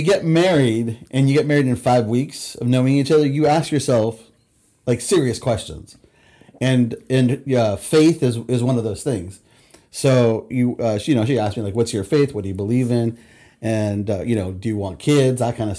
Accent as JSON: {"language": "English", "town": "Huntington Beach", "region": "California", "country": "United States", "tie": "born or raised there", "also_born_or_lived": "Texas", "moved": "as an adult", "lives_now": "Redding, United States", "said": "I grew up in Southern California, went to in Huntington Beach, and in my early 20s, I sold the business, moved to Texas for a few years, and I came back."}